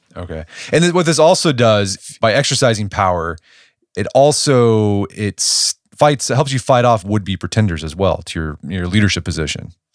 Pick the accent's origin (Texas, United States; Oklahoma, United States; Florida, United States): Oklahoma, United States; I'm from Oklahoma. I went to O U